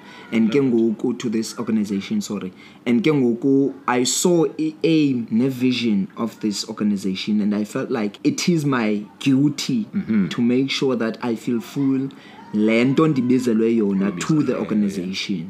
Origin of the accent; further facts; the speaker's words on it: Uitenhage, Eastern Cape, South Africa; I am born, bred and buttered here in Uitenhage